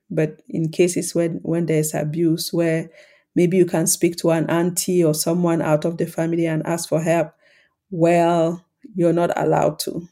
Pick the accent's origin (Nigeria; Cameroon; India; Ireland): Cameroon; the context I grew up in in Cameroon